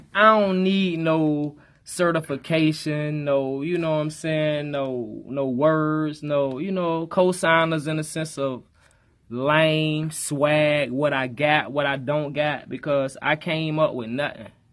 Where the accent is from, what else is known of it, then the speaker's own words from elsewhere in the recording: Fort Pierce, Florida, United States; I'm from Fort Pierce, Florida, Saint Lucie County